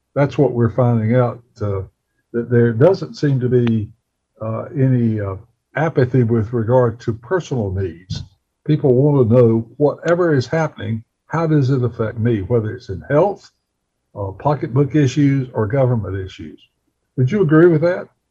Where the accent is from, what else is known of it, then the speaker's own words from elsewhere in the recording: Bessemer City, North Carolina, United States; my hometown of Bessemer City